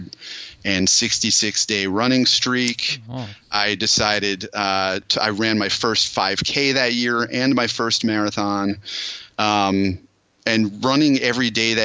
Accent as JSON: {"language": "English", "town": "Allentown", "region": "Pennsylvania", "country": "United States", "tie": "born or raised there", "also_born_or_lived": "Boulder, Colorado", "moved": "as an adult", "said": "I grew up near Allentown, Pennsylvania."}